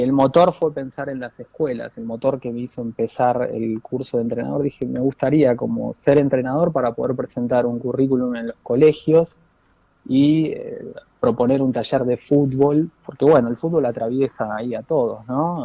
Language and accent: Spanish; Buenos Aires, Argentina; also born or lived in Mallorca, Spain; yo soy de Mataderos, nacido en Mataderos